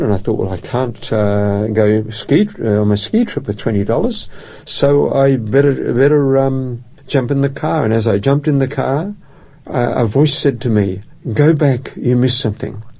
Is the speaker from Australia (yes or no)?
yes; Perth, Western Australia, Australia; moved away as an adult; now in Adelaide, Australia; I grew up in Perth, and uh, Perth is my home